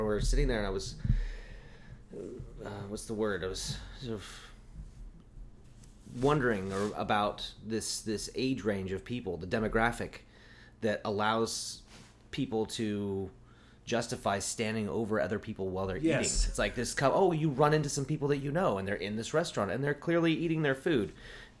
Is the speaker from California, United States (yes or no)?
no; Eugene, Oregon, United States; moved away; I grew up in Eugene